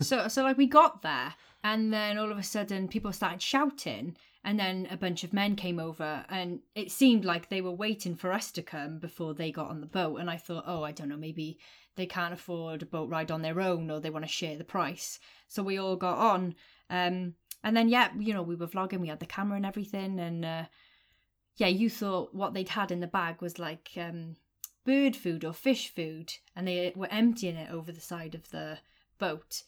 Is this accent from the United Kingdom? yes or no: yes; United Kingdom; we're British